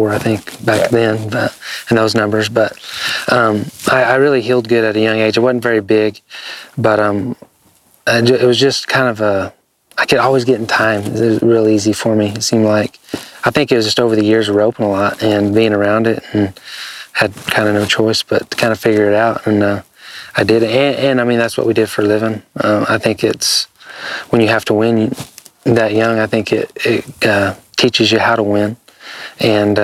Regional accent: Jay, Oklahoma, United States; I'm from Jay, Oklahoma

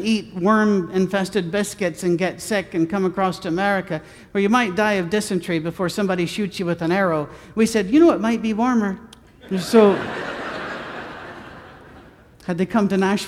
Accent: Scotland, United Kingdom; I'm a Scotsman.

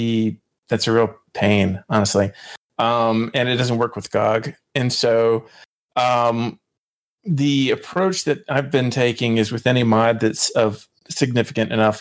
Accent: North Carolina, United States; also born or lived in Cary, North Carolina; now in Durham, United States; I moved up here from Cary, and I'm definitely enjoying that. So I'm native to the area.

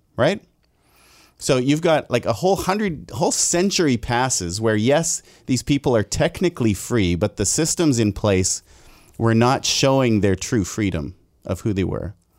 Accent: Abbotsford, British Columbia, Canada; a white guy who was born and raised in Abbotsford

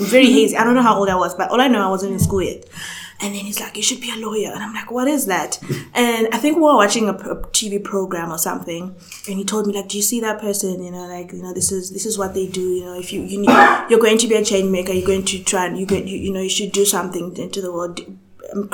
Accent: South Africa; also born or lived in Zambia; So I was born in Zambia. It's a country in Southern Africa, just above Zimbabwe

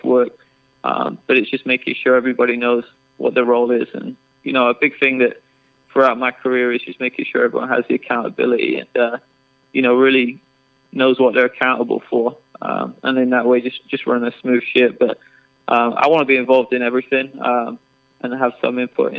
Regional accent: England, United Kingdom; moved away as an adult; also born or lived in Chicago; now in Texas, United States; I grew up in England, played football, soccer my whole life

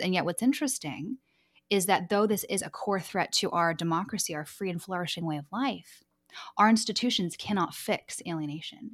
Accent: Vancouver, British Columbia, Canada; also born or lived in Los Angeles, United States; I'm from Los Angeles, but raised in Vancouver, Canada

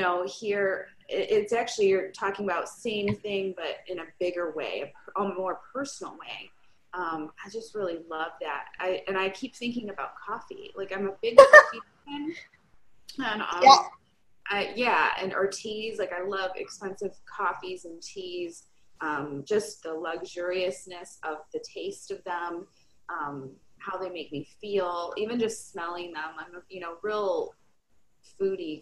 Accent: Michigan, United States; I'm from Michigan, and so there's a part of the year that is extremely inside

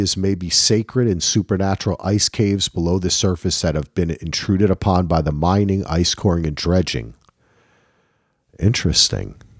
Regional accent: New Jersey, United States; I'm from New Jersey

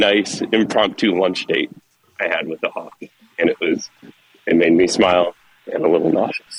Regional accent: Flint, Michigan, United States; I'm from Flint, Michigan

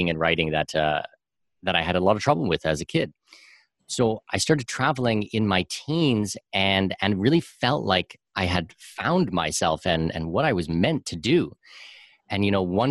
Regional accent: southwestern Ontario, Canada; I'm from southwestern Ontario

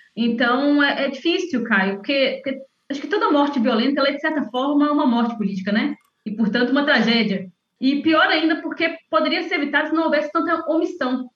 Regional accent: interior of Minas Gerais, Brazil; sou de uma cidade do interior de Minas

